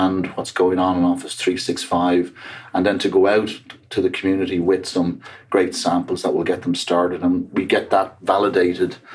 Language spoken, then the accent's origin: English; Dublin, Leinster, Ireland; accent: Irish; moved away as an adult; also born or lived in Seattle area, United States; now in Seattle, United States; from Dublin, Ireland. But been here quite a while.